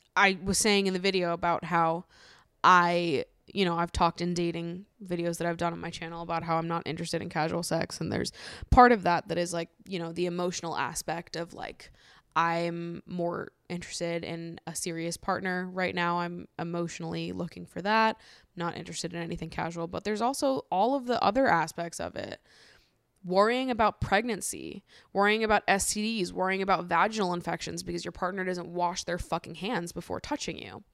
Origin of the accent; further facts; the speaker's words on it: Massachusetts, United States; now in New York, United States; I grew up in Massachusetts